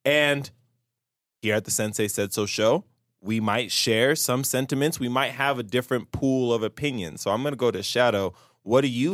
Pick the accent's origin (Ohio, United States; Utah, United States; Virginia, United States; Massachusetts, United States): Utah, United States; Salt Lake City; I grew up in Salt Lake. I was a city kid.